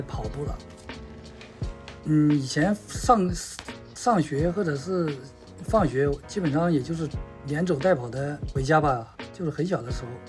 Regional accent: Xiangyang, Hubei, China; now in Shanghai, China; 我的家乡是湖北襄阳

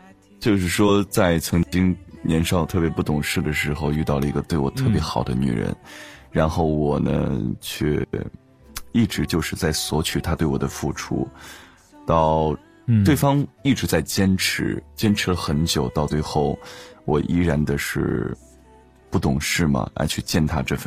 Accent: Dengfeng, Henan, China; 少林寺，我小的时候是少林寺的，就是要练一些器械的东西。

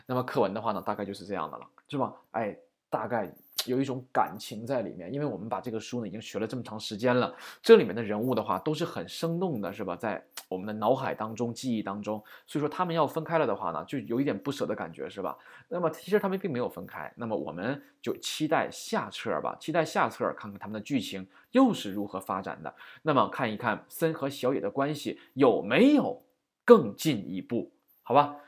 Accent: China; 我们中国人会经常说什么呀

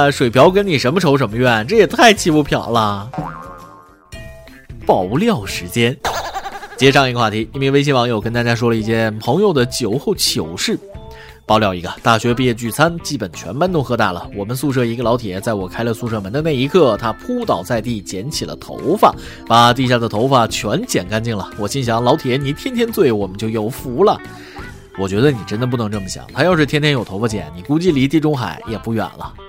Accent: China; 身为中国人

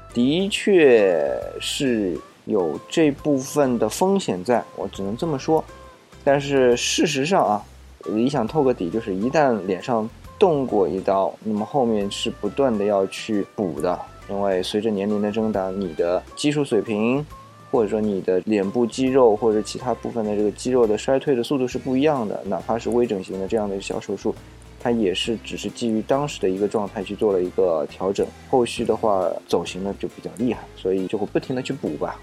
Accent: China; 我们中国人，特别是中国人啊，是特别惧怕死亡

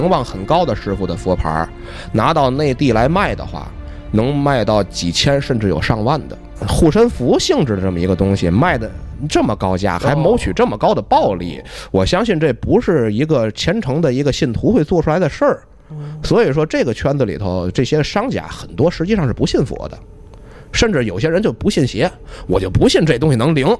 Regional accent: China; 反正咱是中国人，咱也不往泰国去。

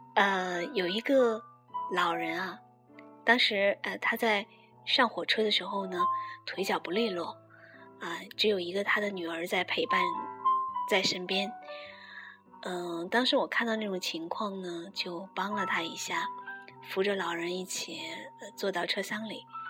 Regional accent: northern China, China; 我是北方人

